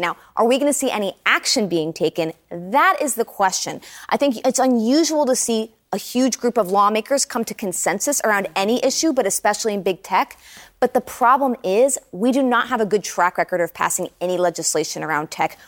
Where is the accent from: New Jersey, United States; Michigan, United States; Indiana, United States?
New Jersey, United States; my home state of New Jersey